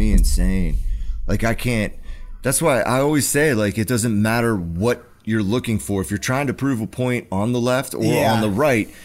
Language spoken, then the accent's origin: English; United States; we're American.